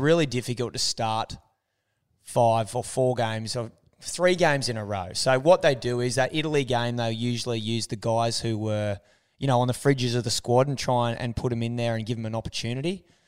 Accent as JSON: {"language": "English", "country": "Australia", "said": "As an Australian"}